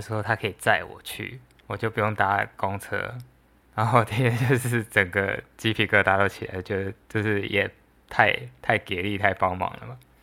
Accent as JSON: {"language": "Chinese", "country": "Taiwan", "said": "大家都是台湾人嘛"}